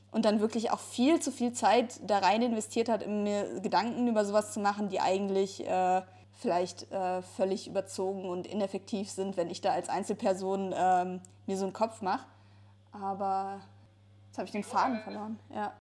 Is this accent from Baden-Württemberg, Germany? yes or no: no; Ruhr area, North Rhine-Westphalia, Germany; ich komme zum Beispiel aus dem Ruhrgebiet, also irgendwie ist äh, in dem Umfeld, wo ich aufgewachsen bin